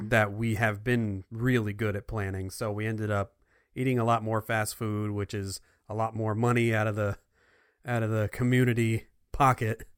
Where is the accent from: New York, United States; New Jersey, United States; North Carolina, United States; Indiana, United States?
New Jersey, United States; moved away; I'm from New Jersey